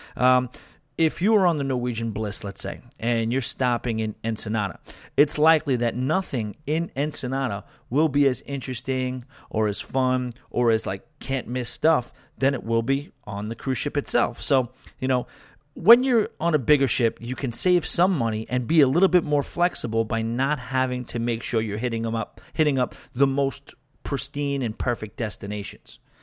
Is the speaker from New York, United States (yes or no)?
yes; New York, United States; being a New Yorker, being a city guy